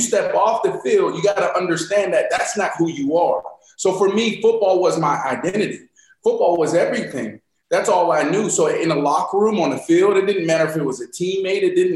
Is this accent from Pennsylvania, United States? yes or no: yes; Pittsburgh, Pennsylvania, United States; moved away; I'm from Pittsburgh, Pennsylvania.